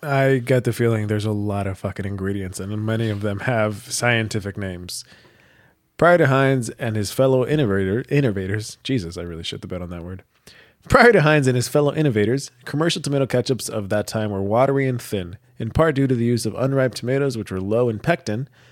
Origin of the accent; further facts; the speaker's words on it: United States; I'm American